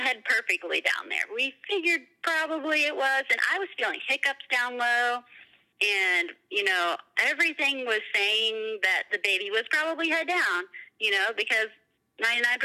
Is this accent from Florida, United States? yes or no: yes; Florida, United States; moved away as an adult; now in Ohio, United States; I was from Florida and had just moved up to Ohio when we got married in May